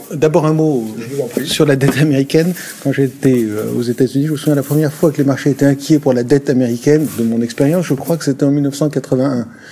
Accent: France; quand on est français

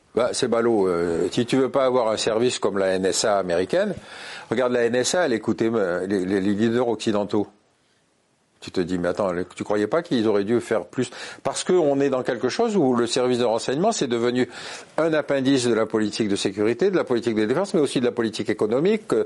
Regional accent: France

